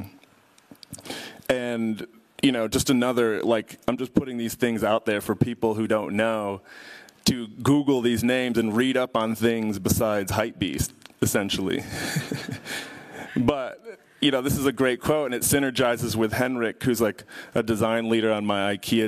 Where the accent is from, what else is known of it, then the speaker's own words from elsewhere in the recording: Chicago, Illinois, United States; I'm from Chicago